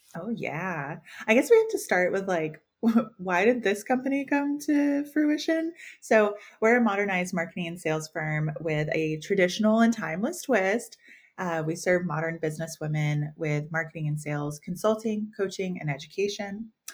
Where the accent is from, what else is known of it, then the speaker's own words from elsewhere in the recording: the South, United States; We're all from the South.